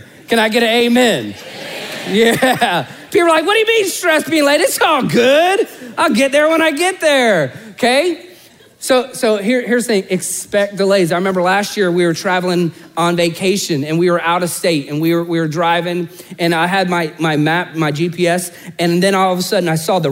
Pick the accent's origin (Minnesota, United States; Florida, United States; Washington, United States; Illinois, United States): Florida, United States; Orlando; I'm born and raised in Orlando